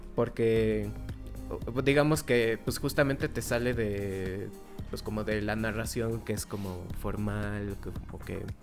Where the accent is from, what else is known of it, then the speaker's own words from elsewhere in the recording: Mexico; como mexicanos